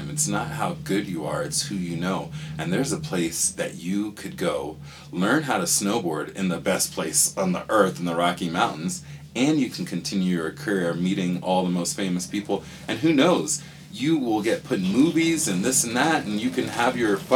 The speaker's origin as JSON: {"language": "English", "country": "Panama", "said": "Actually, I'm from Panama. I'm from, my mother is Spanish. She doesn't speak much English. And so when I was born in Panama"}